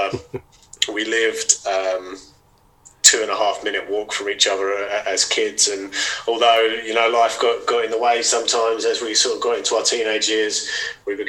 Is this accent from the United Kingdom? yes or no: yes; Chelmsford, East of England, United Kingdom; also born or lived in Brentwood; born and raised on the mean streets of Chelmsford.